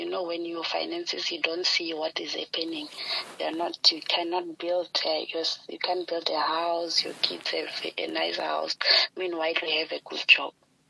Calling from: Polokwane, Limpopo, South Africa; I'm in Polokwane.

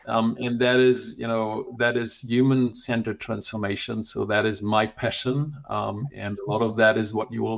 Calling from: Munich, Bavaria, Germany; I'm calling in from rainy Munich today.

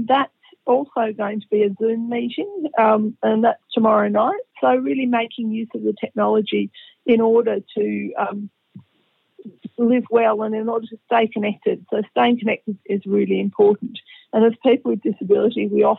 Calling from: Canberra, Australian Capital Territory, Australia; I'm calling from Canberra. In the ACT

